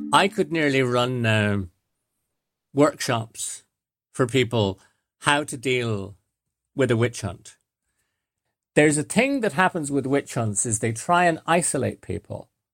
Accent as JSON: {"language": "English", "country": "Ireland", "tie": "born or raised there", "also_born_or_lived": "London / Coventry"}